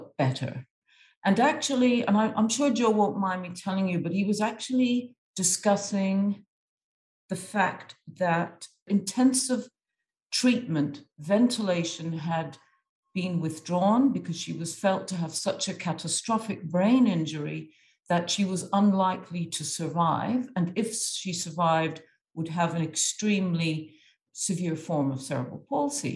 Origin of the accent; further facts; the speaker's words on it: Egypt; moved away; I've grown up in Egypt. I'm half Irish and half Egyptian